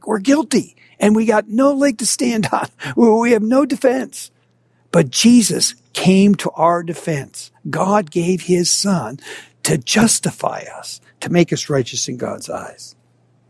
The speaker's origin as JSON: {"language": "English", "region": "Minnesota", "country": "United States", "tie": "born or raised there", "said": "I grew up in Minnesota"}